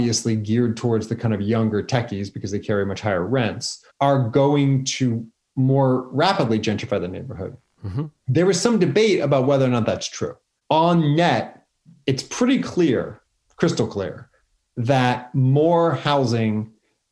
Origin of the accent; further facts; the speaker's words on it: San Francisco, California, United States; also born or lived in Napa Valley; I grew up in Noe Valley, so right next to the Mission